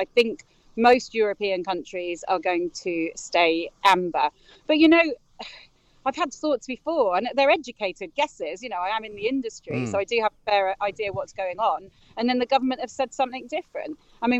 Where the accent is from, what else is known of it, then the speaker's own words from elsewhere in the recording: Spain; now in Brighton, United Kingdom; this is my home. It's where I'm from